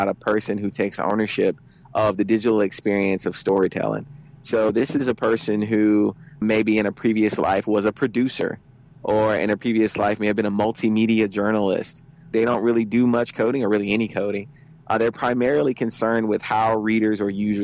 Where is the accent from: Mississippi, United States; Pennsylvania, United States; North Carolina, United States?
Mississippi, United States; Port Gibson; I am from the Crooked Letter. I am from a small town called Port Gibson, Mississippi